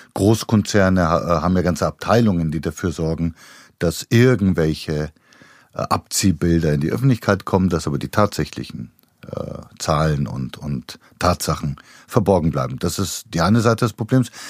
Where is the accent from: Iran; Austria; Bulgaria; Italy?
Bulgaria; moved away; in Bulgarien, wo ich herkomme